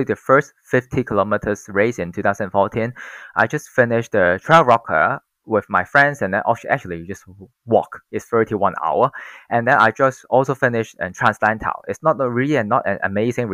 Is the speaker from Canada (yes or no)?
no; Hong Kong; I'm born and raised in Hong Kong and now 30 years old